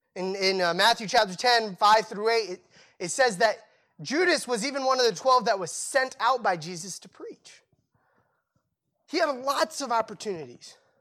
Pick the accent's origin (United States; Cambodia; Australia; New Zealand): Cambodia; moved away; I grew up in Cambodia